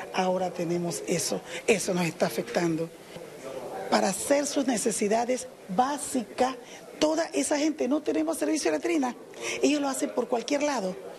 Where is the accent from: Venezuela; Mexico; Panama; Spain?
Panama; yo soy panameño